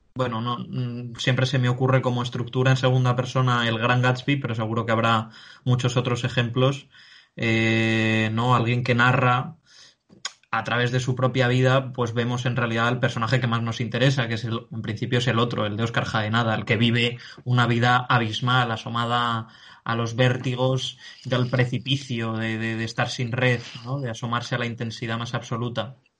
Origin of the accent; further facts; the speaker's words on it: Spain; de quienes somos españoles